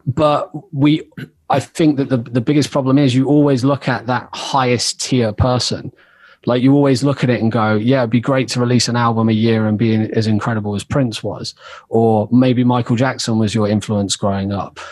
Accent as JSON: {"language": "English", "town": "Oxford", "region": "South East England", "country": "United Kingdom", "tie": "born or raised there", "said": "I grew up in Oxford, and that was where I started making music"}